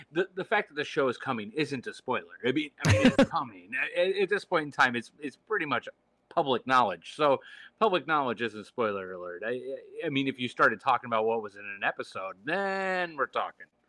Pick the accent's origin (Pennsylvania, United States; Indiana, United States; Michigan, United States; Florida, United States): Michigan, United States; I am from Michigan